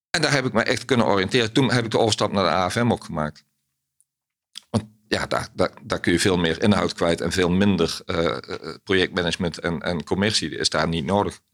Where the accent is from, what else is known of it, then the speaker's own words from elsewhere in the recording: Ittervoort, Limburg, Netherlands; opgegroeid in Limburg